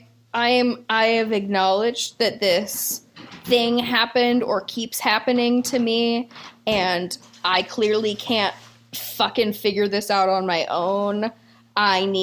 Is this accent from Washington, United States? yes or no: yes; near Lake Sammamish, Washington, United States; growing up was like 15, 20 minutes from my house